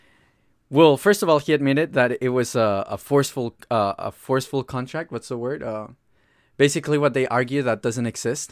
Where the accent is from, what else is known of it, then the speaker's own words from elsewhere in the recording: Colombia; now in United States; When I speak Spanish, because I'm Colombian